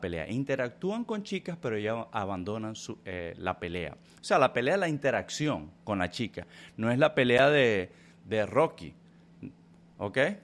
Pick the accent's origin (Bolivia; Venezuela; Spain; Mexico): Venezuela; Yo soy venezolano, yo soy hispano